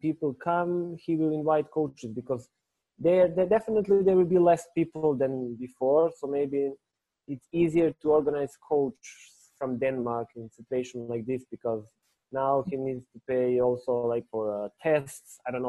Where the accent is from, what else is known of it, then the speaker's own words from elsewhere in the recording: Kraljevo, Šumadija and Western Serbia, Serbia; I was in my hometown in Kraljevo